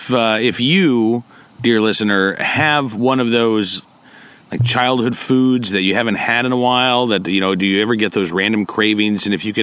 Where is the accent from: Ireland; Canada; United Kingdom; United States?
United States; Oklahoma; moved away; because I grew up in Oklahoma